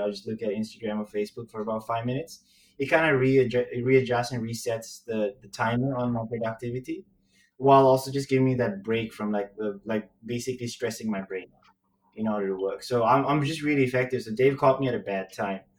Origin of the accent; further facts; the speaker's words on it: Sri Lanka; moved away as an adult; now in Singapore; I'm Chinese who grew up in Sri Lanka. So my accent's really weird